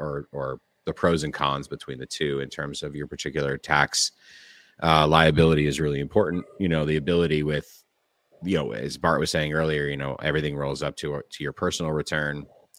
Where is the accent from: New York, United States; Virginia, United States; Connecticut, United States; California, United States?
California, United States; I mean, we were born and bred in California.